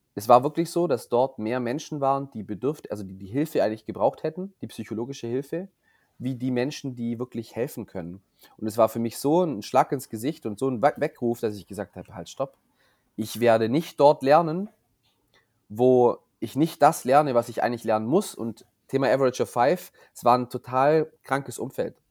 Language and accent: German; Wangen im Allgäu, Baden-Württemberg, Germany; ich komme ja hier aus Wangen im Allgäu